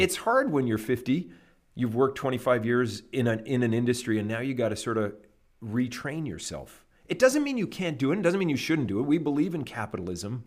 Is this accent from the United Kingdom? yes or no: no; Canada; moved away as an adult; now in United States; I grew up in Canada and lived there till I was twenty-six